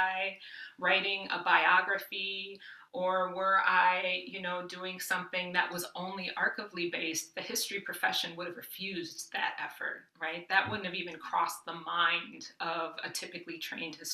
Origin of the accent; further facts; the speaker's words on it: Midwest, United States; I grew up working class in the Midwest